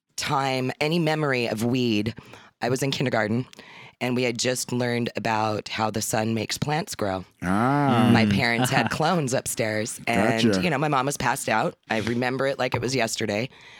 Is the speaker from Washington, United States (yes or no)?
yes; Shoreline, Washington, United States; I am from here, born and raised, Shoreline.